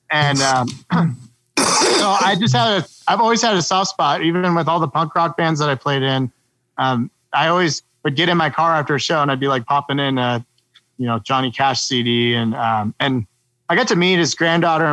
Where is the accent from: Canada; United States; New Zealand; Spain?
United States; Quincy; born or raised there